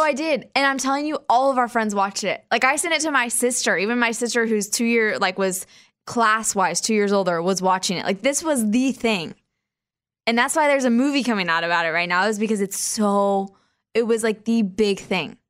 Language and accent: English; Wichita, Kansas, United States; my hometown, Wichita, Kansas